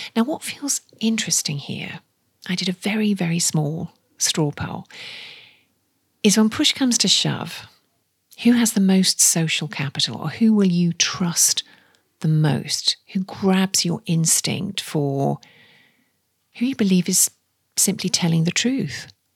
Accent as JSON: {"language": "English", "area": "the Northeast", "region": "North East England", "country": "United Kingdom", "said": "I'm from the Northeast"}